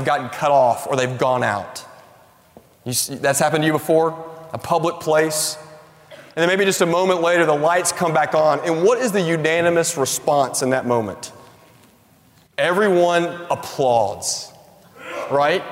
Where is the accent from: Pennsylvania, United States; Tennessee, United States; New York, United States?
Tennessee, United States; I grew up in Tennessee